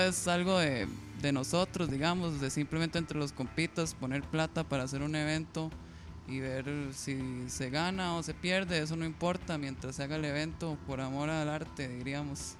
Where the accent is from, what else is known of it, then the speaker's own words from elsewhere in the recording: Costa Rica; somos de Costa Rica